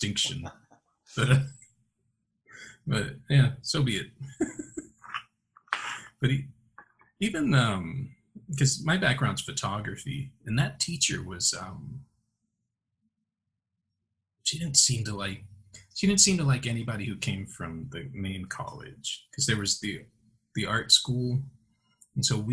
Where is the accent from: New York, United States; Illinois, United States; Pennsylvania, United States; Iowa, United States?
Illinois, United States; Chicago; moved away; I'm from Chicago